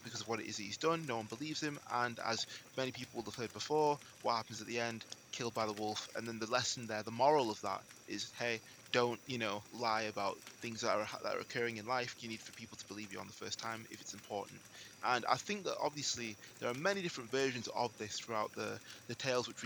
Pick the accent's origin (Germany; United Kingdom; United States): United Kingdom; England; I'm speaking as an English person in England